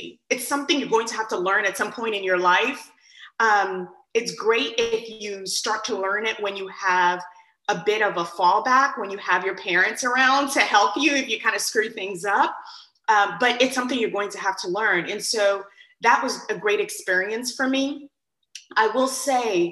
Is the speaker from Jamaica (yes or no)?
no; Nigeria; moved away; I was born in Nigeria and raised, and I was raised by two physician parents